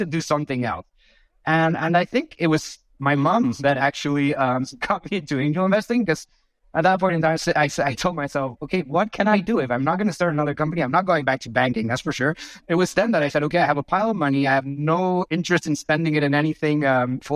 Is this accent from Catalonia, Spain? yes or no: no; Bilbao, Basque Country, Spain; moved away as an adult; also born or lived in London / France; I was born and raised in Spain, actually, in a small town called Bilbao.